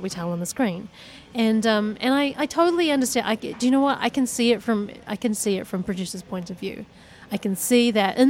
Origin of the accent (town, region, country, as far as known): New Zealand